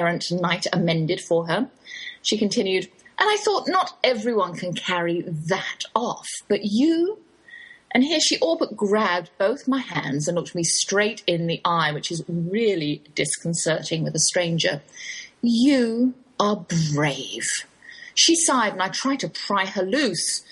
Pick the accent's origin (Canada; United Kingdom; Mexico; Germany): United Kingdom; England; accent: English, Oxford drawl; moved away as an adult; now in Texas, United States; that's my English accent you're hearing. Though I've lived in the Lone Star State half my life, I can't shake the Oxford drawl